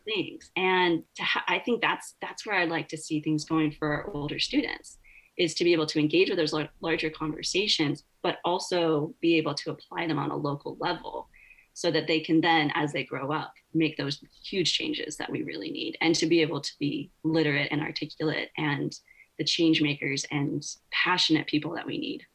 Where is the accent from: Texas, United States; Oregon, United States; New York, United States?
Oregon, United States; I grew up in Oregon. You know, timber is timber country.